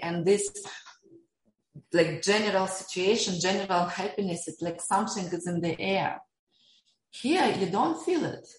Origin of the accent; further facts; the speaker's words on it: Siberia, Russia; now in Dubai, United Arab Emirates; I was born in Siberia during Soviet time